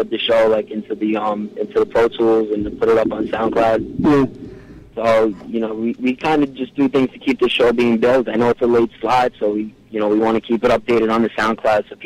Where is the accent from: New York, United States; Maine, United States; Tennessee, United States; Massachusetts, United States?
New York, United States; Queens; born there; accent: Brooklyn; I was born in Queens. I, I live in Brooklyn now.